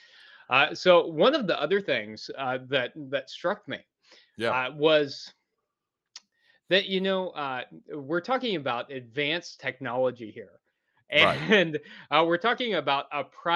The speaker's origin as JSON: {"language": "English", "region": "Missouri", "country": "United States", "said": "I'm from Missouri"}